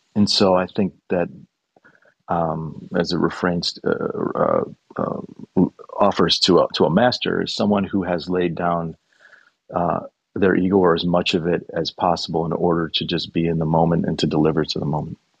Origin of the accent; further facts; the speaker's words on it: Chicago, Illinois, United States; We're both from Chicago